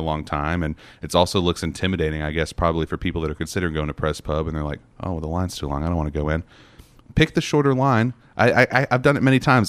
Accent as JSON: {"language": "English", "region": "North Carolina", "country": "United States", "moved": "yes", "lives_now": "Knoxville, United States", "said": "I come from North Carolina, I did, you know, driving school there"}